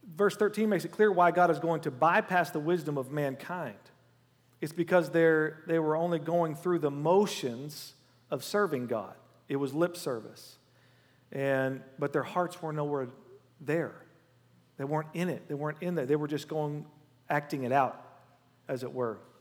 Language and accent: English; Oklahoma, United States; I'm from Oklahoma.